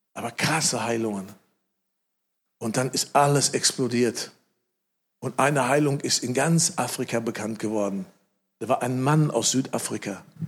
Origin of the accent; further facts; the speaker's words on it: Germany; ich sitze da als Deutscher